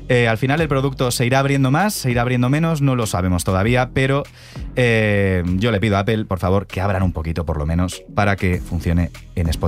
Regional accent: Bilbao, Basque Country, Spain; ya que somos de Bilbao

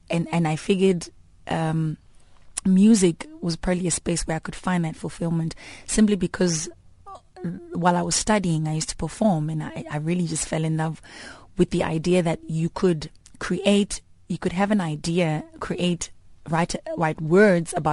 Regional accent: Daveyton, Gauteng, South Africa; from Ekurhuleni, um, Daveyton, uh, east of Johannesburg, about, what, 35 clicks from here. Um, so I had a great upbringing.

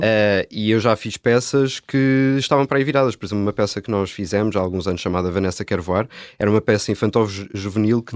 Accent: Póvoa de Santa Iria, Lisbon, Portugal; eu comecei a fazer teatro ah, lá na Pova de Santaria, que é de onde eu sou

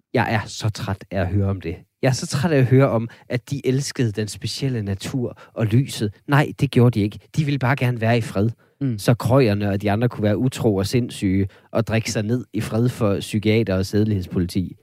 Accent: Vendsyssel, North Denmark Region, Denmark; jeg er fra Vendsyssel

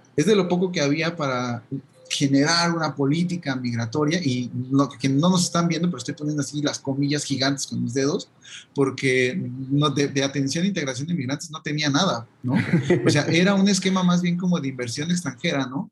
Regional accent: Jalisco, Mexico; de donde soy de Jalisco

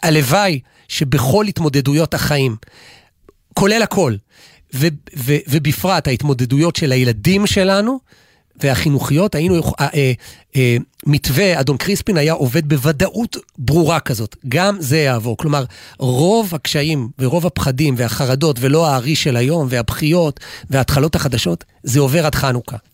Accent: Gimzo, Central District, Israel; בכפר שאני גדלתי, במושב שגדלתי, מושב גימזו

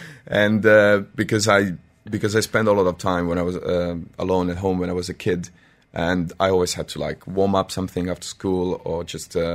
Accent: Serbia; English is a second language; I'm from Serbia.

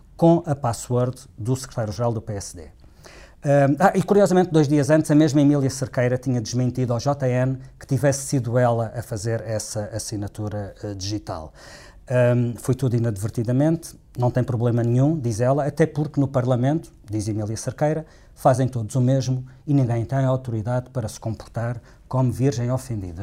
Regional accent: Madeira, Portugal; eu sou de lá. Eu conheço bem, eu, não sou, sou da Madeira, sou, do, do, do sou de um sítio que não é muito longe de Corral das Freiras

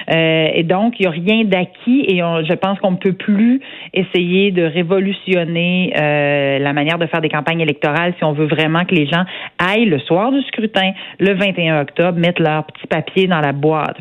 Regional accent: Saint-Georges, Quebec, Canada

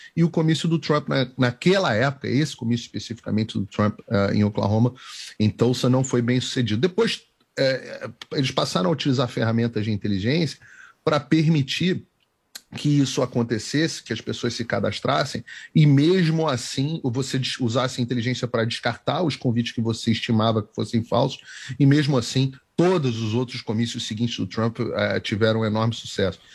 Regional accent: Rio de Janeiro, Brazil; Nascido e criado no Rio

